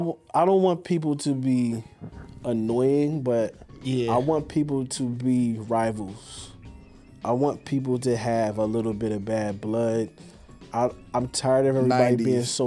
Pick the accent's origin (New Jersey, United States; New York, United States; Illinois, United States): New Jersey, United States; Morris County; I was from Morris County, New Jersey.